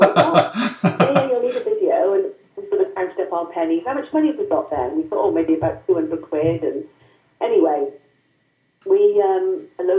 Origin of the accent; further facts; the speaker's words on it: Welsh, Wales, United Kingdom; we're Welsh